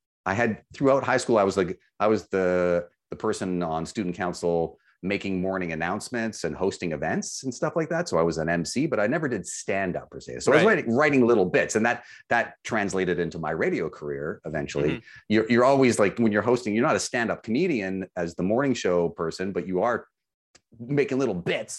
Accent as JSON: {"language": "English", "town": "Vancouver", "region": "British Columbia", "country": "Canada", "tie": "born or raised there", "said": "I think that in Vancouver, growing up in Vancouver, I would say on behalf of drivers there"}